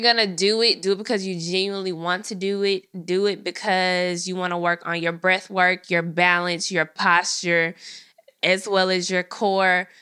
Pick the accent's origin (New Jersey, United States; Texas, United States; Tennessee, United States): Tennessee, United States; Memphis; I'm from Memphis